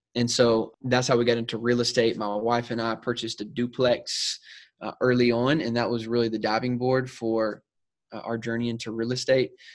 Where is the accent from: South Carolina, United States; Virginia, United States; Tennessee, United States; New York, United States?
South Carolina, United States; moved away as an adult; now in San Diego, United States; I'm originally from South Carolina, so I'm an East Coast boy myself, born and raised